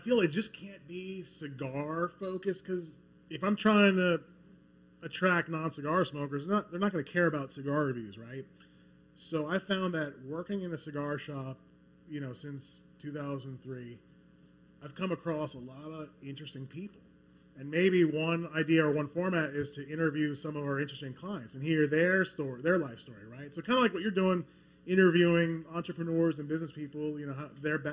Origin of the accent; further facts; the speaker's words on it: Metairie, Louisiana, United States; moved away as an adult; now in Baton Rouge, United States; I grew up in Metairie